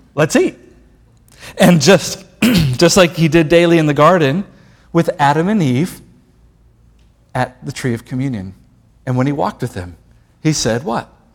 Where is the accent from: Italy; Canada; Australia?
Italy; I come from Italy, and Italy's Roman Catholic